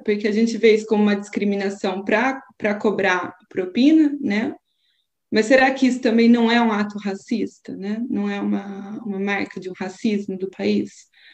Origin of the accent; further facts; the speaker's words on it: Brazil; now in Portugal; enquanto brasileira